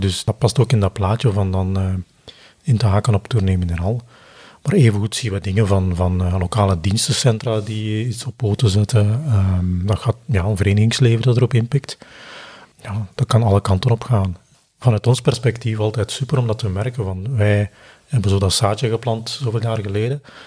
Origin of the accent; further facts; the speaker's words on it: Belgium; we zijn Belgen